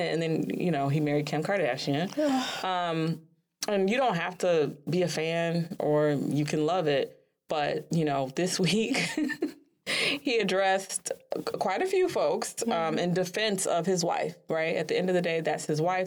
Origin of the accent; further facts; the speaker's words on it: Chicago, Illinois, United States; Chicago being my hometown